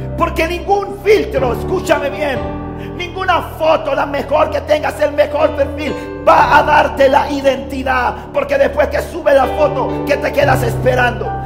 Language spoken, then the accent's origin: Spanish; Panama City, Panama; me crié en Río Abajo, en un barrio difícil